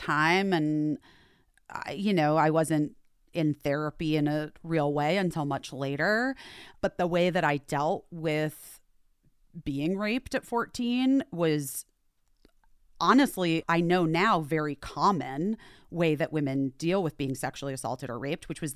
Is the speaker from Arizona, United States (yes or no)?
yes; Scottsdale, Arizona, United States; also born or lived in Chicago; my dad's job got transferred to Arizona. We all went, obviously. And that was a big change. Like, it was a huge difference. And that's where I grew up